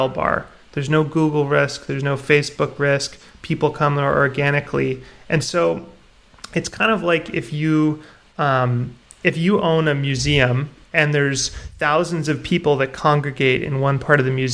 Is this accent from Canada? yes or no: yes; Canada; I'm Canadian. Okay. I grew up here